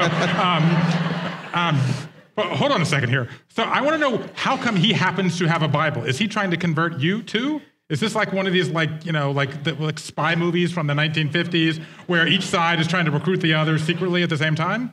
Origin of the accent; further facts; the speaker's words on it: Georgia, United States; I grew up Jewish in Georgia